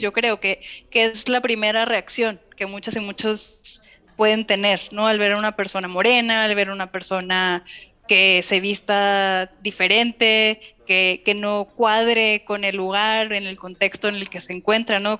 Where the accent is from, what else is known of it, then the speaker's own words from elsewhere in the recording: Mexico; also born or lived in Canada; yo soy mexicana, yo vengo de un país que fue colonizado